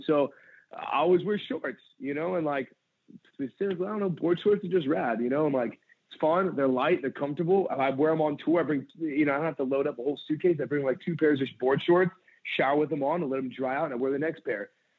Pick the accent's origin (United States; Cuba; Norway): United States; San Pedro, California; I grew up in San Pedro, California, and I left there. I just turned 18.